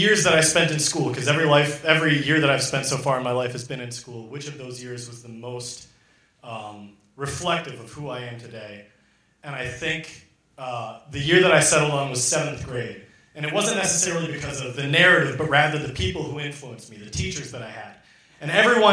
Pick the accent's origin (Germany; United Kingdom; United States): United States; Minneapolis, Minnesota; I'm from Minneapolis